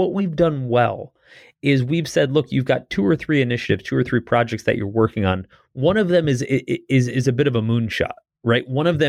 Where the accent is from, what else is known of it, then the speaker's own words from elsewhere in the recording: Northeast, United States; You know, I grew up in the Northeast playing hockey